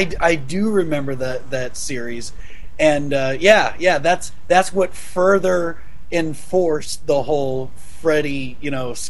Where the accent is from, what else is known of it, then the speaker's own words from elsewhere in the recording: Southern Illinois, United States; moved away; I was actually from Southern Illinois.